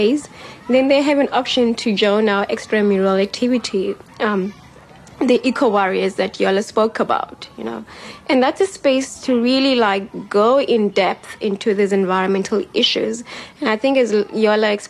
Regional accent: Cape Town, Western Cape, South Africa; I grew up in Gugulethu

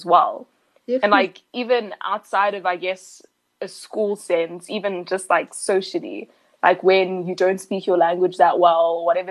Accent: Johannesburg, Gauteng, South Africa; we're the kids from Joburg who like barely ever visit

